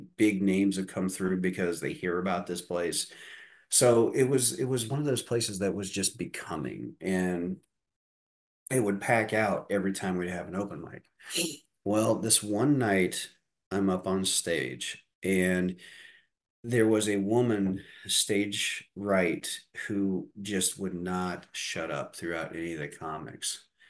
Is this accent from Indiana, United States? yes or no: yes; Deer Creek, Indiana, United States; I grew up in Deer Creek, Indiana, in the midst of four cornfields